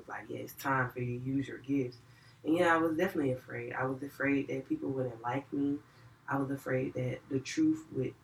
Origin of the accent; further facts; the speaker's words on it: Atlanta, Georgia, United States; I'm from Atlanta, Georgia, y'all. I grew up in the West Side